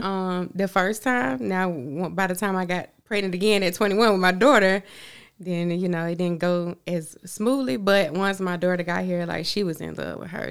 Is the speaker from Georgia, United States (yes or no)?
yes; Augusta, Georgia, United States; also born or lived in Hempstead, New York; I was raised here in Augusta